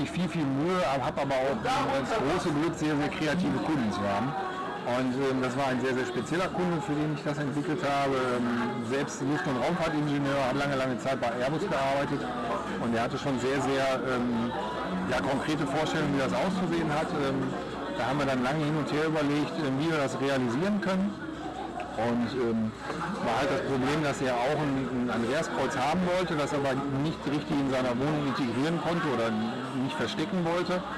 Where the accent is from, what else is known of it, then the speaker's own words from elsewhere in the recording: Essen, North Rhine-Westphalia, Germany; Ja, ich komme aus Essen